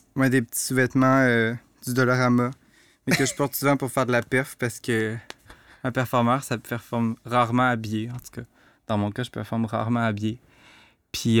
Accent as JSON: {"language": "French", "town": "Rivière-du-Loup", "region": "Quebec", "country": "Canada", "tie": "born or raised there", "also_born_or_lived": "Montreal", "moved": "yes", "said": "je viens de Rivière-du-Loup, j'ai grandi dans un milieu très redneck"}